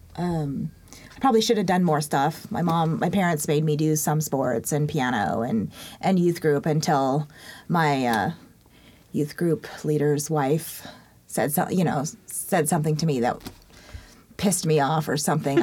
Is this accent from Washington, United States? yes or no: yes; Yakima, Washington, United States; also born or lived in Korea; I moved to Yakima when I was two ish